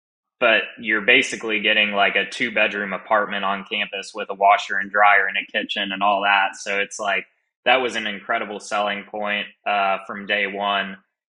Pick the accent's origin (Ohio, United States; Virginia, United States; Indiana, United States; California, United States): California, United States; East Bay, Northern; I grew up in Northern California, just outside of San Francisco in the East Bay area.